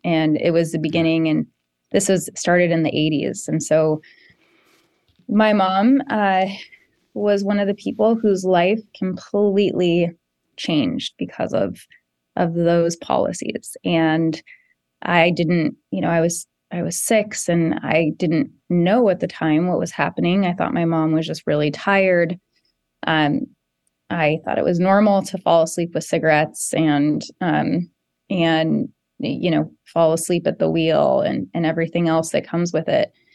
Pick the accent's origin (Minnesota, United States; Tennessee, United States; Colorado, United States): Colorado, United States; South Jefferson County; I grew up in South Jefferson County and, and I represent Jefferson County now and, and live here with my family